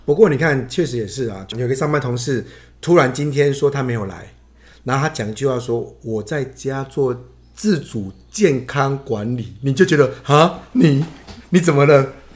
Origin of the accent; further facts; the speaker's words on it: Taiwan; also born or lived in Penghu; 我们台湾人